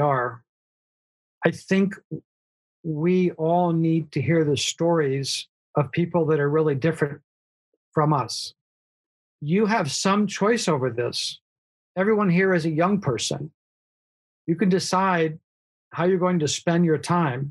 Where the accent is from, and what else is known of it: United States